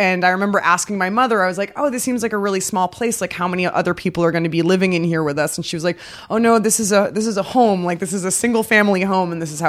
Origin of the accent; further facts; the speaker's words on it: New Jersey, United States; also born or lived in Toronto, Canada / Bermuda; So I was born in Toronto and I was brought home like from the hospital to a hotel and then we moved to Bermuda for a year. We lived in a hotel there. And then we moved to New Jersey.